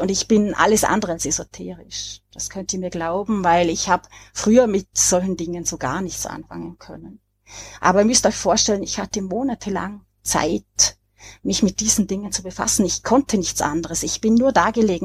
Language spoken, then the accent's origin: German; Vorarlberg, Austria; als äh, Vorarlbergerin